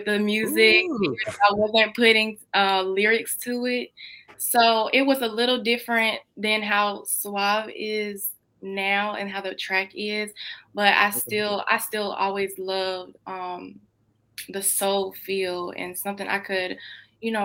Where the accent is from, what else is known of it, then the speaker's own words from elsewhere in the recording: Greenville, North Carolina, United States; I'm 20 years old and I'm from Greenville, North Carolina